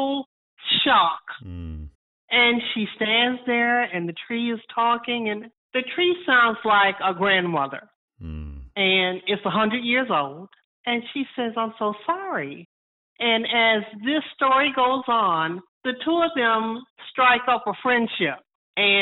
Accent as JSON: {"language": "English", "region": "Georgia", "country": "United States", "tie": "born or raised there", "said": "I'm from Georgia"}